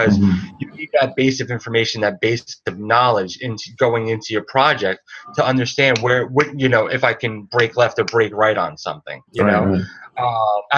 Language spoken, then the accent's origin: English; New Jersey, United States; moved away as an adult; now in Brooklyn, United States; I'm from New Jersey